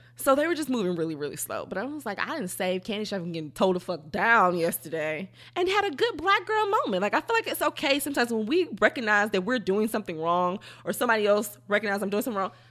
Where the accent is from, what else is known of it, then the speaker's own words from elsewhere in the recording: Fifth Ward, Texas, United States; I'm from Fifth Ward